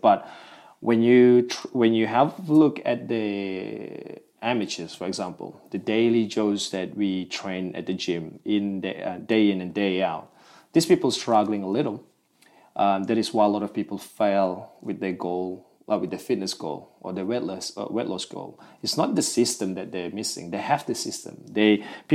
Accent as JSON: {"language": "English", "region": "Malaysian Borneo", "country": "Malaysia", "moved": "yes", "lives_now": "Melbourne, Australia", "said": "Originally, I'm from Malaysia. I'm from the Borneo side of Malaysia"}